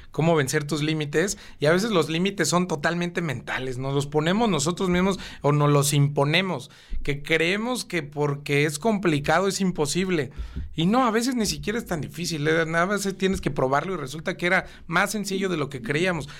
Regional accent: Cuernavaca, Morelos, Mexico; also born or lived in Mexico City; yo llegué a vivir a Cuernavaca en el año 2000, tenía 10 años.

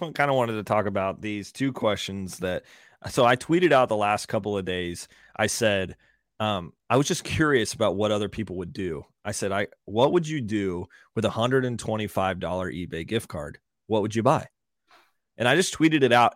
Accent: Fort Worth, Texas, United States; I'm from Fort Worth, so born and raised in Fort Worth

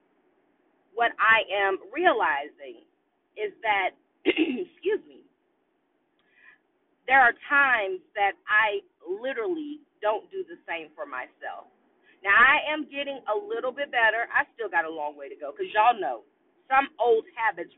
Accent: Austin, Texas, United States; I live in Austin, Texas, and I was born and raised in Austin, Texas

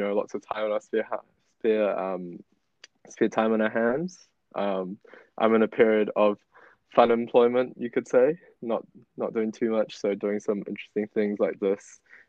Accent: Auckland, New Zealand; moved away as an adult; now in Wellington, New Zealand; I live in Wellington. I grew up in Auckland, New Zealand. I'm 25 years old, and I moved down to the city of Wellington last year.

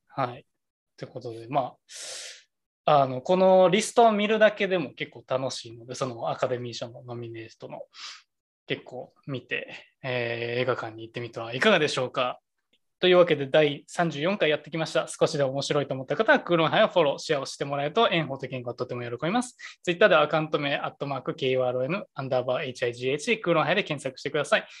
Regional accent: Kansai, Japan; 俺ら関西出身

